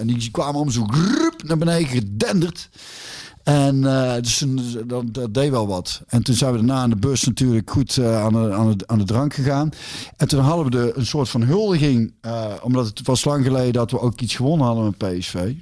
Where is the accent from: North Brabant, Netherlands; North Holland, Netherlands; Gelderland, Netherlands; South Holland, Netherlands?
North Brabant, Netherlands; Hintham; Ik kom uit Hintum, Hintem, Hintem-Zuid. Dat is tussen de Bos en Rosmel